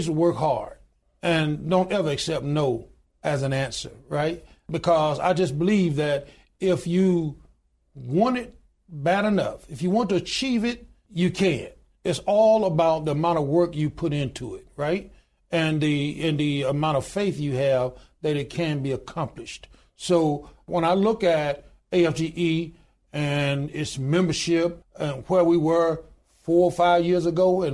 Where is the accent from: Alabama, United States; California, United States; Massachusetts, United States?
Alabama, United States; Goodwater; I was born in the Deep South. I was born in a little small town in Goodwater, Alabama